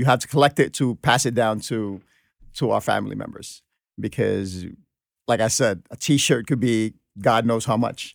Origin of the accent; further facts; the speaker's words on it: New York City, New York, United States; also born or lived in Philippines; I came here at the age of 13